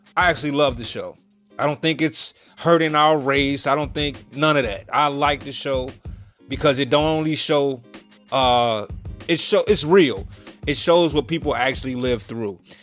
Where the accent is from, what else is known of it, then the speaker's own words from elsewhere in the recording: Chicago, Illinois, United States; I'm from Chicago